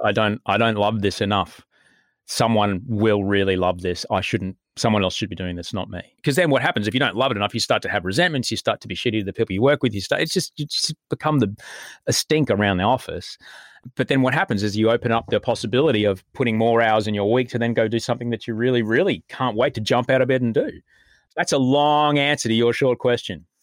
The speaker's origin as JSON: {"language": "English", "town": "Brisbane", "region": "Queensland", "country": "Australia", "tie": "born or raised there", "also_born_or_lived": "Adelaide / United States", "moved": "as an adult", "lives_now": "Sydney, Australia", "said": "did pretty much all of the growing up stuff in, in Brisbane"}